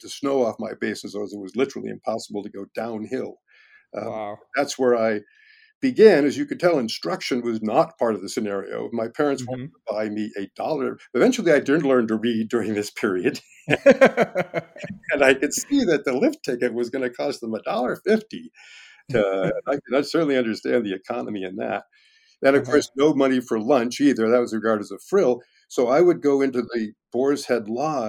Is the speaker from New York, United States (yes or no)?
yes; Chappaqua, New York, United States; moved away; also born or lived in Peru, Vermont; I grew up skiing in Peru, Vermont. My parents' main home was in Chappaqua, New York